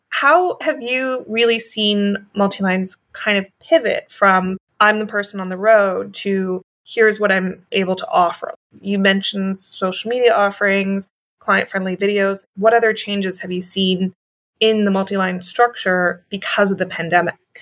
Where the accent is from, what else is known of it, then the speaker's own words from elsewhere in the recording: Canada; we're two Canadians